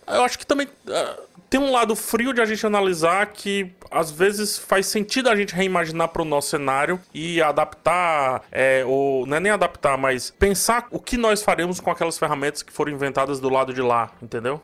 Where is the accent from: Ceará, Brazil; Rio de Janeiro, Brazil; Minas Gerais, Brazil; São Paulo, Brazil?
Ceará, Brazil; Cearense; eu que não sou, sou cearense